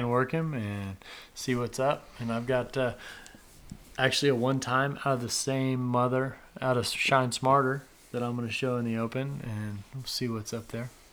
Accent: Nebraska, United States; I grew up in Nebraska up there

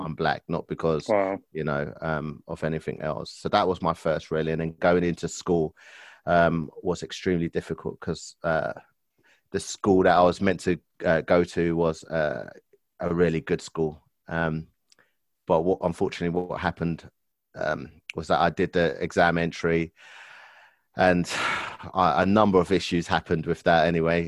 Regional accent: London, United Kingdom; also born or lived in Enfield, London; I was born and raised in Stoke Newington, which is in London, borough of Hackney.

